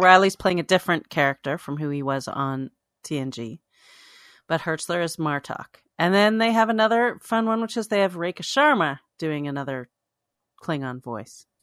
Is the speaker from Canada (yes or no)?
yes; Toronto, Ontario, Canada; moved away; in Toronto. All this stuff goes on in my hometown decades after I've moved away.